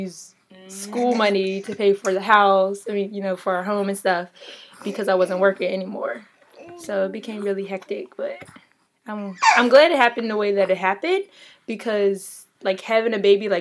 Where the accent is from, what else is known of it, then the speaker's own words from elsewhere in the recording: Pittsburgh, Pennsylvania, United States; moved away as an adult; now in Baltimore, United States; I'm from Pittsburgh, but now I live in Baltimore